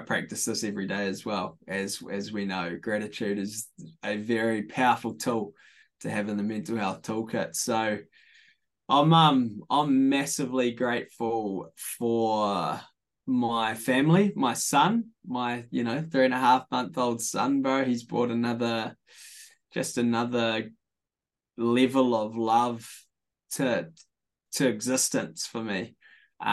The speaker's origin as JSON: {"language": "English", "region": "Hawke's Bay", "country": "New Zealand", "tie": "born or raised there", "said": "born and bred in Hawke's Bay, off a sheep and beef farm, 20 minutes south of Havelock North"}